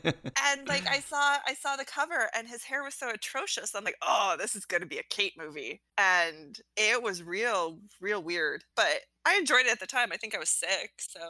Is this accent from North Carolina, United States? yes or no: no; Alaska, United States; I grew up in Alaska. It was dark.